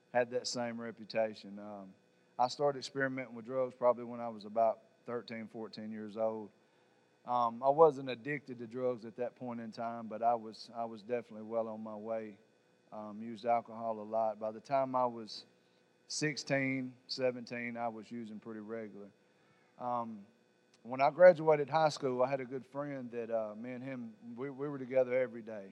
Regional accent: Savannah, Tennessee, United States; I'm from Savannah, Tennessee.

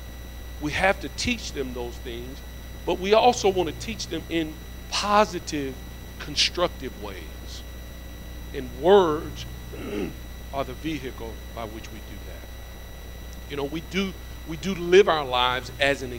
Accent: Alabama, United States; I'm from Alabama, so my tongue gets tied up a little bit

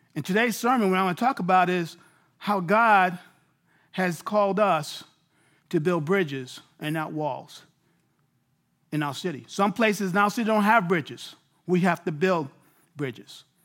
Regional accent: New York City, New York, United States; moved away as an adult; now in Abilene, Texas, United States; I'm a native New Yorker.

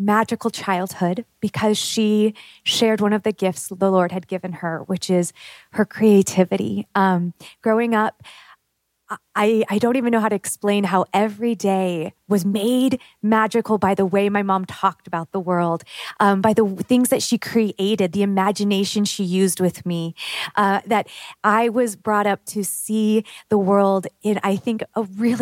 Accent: Pacific Northwest, United States; moved away as an adult; She still lives with my father in my hometown in the Pacific Northwest

